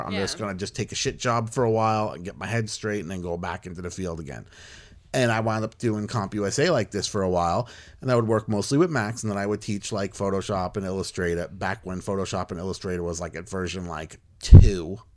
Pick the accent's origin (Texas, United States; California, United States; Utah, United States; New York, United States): New York, United States; Long Island; Laser tag on Long Island was big when I was a senior in high school